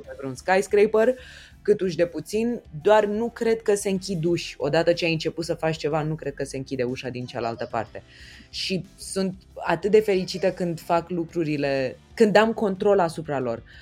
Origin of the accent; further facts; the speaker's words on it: Romania; ca români